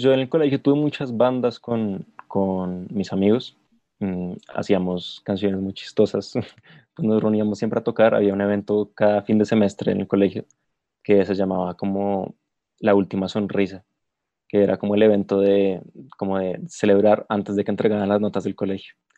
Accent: Bogotá, Colombia; soy productor de la ciudad de Bogotá, capital de Colombia

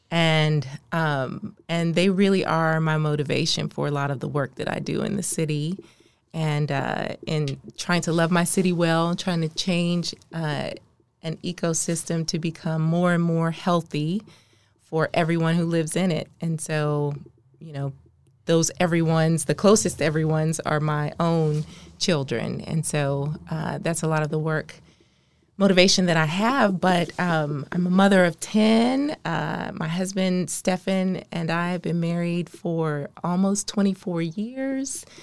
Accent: Maryland, United States; moved away as an adult; now in Oklahoma City, United States; I'm from the East Coast, the, the D M V. I was raised in Maryland

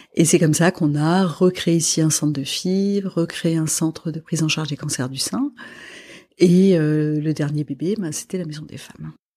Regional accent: Lebanon; moved away; je suis libanaise. Mhm. Donc je viens d'un pays qui a vécu beaucoup d'années de guerre

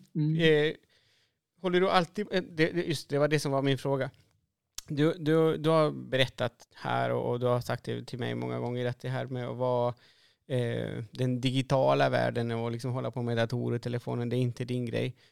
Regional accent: Chile; moved away as an adult; now in Sweden; jag är från Chile

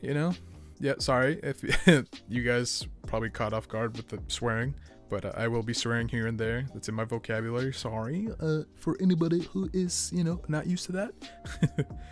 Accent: Boston, Massachusetts, United States; I grew up in Boston, Massachusetts

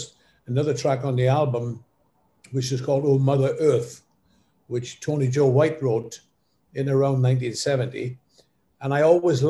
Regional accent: Wales, United Kingdom; moved away; also born or lived in Cardiff / London; when I was growing up in Wales

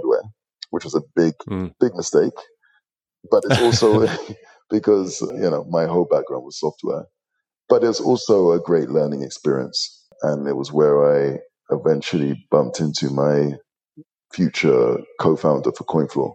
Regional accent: London, United Kingdom; moved away; my background is I'm a Londoner. I was born to hardworking, working class Nigerian parents. I was actually conceived in Nigeria, born in the UK. So I sort of made it, my mother made it to Heathrow Airport, and I sort of combat rolled down the stairs into London. And I grew up most of my life there.

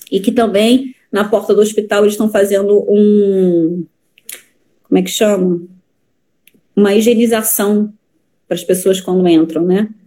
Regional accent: Alcântara, Brazil; Sou de Alcântara.

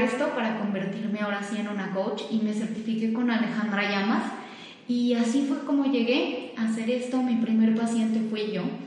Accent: Mexico; also born or lived in Switzerland; soy mitad mexicana y mitad suiza

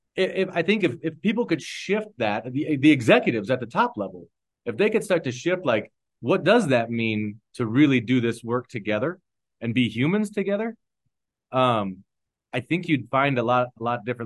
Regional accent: Omaha, Nebraska, United States; moved away as an adult; also born or lived in East Palo Alto, California; now in Denver, United States; I'm a six eight white guy born and raised in Omaha, Nebraska

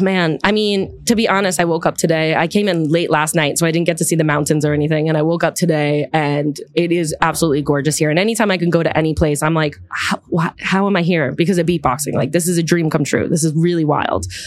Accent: Long Island, New York, United States; moved away as an adult; now in Manhattan, United States; I'm from Long Island originally. And then I've lived all over the city. Now I'm in Manhattan.

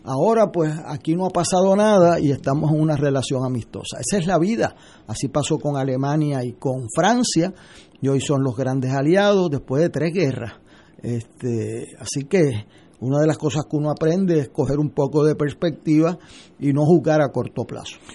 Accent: Puerto Rico; nuestra gente aquí

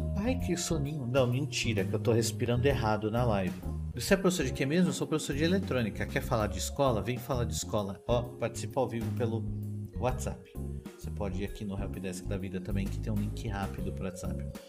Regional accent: São Paulo, Brazil; eu sou de São Paulo, eu sou de São Paulo, eu sou da cidade de São Paulo.

